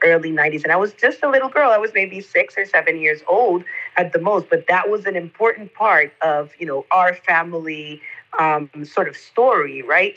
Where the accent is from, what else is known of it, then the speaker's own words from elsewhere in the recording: Costa Rica; I'm from Costa Rica and that definitely shapes my lived experience as a black woman in this country